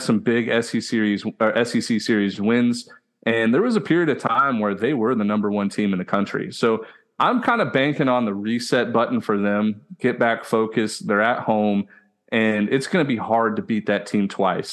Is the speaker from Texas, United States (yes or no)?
yes; Houston, Texas, United States; I'm from Houston, Texas, born and raised